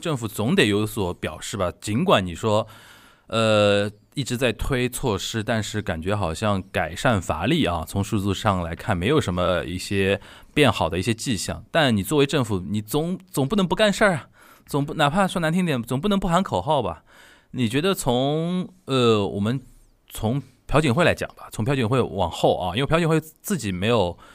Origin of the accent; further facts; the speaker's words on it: Shanghai, China; 我们上海人叫萨根啊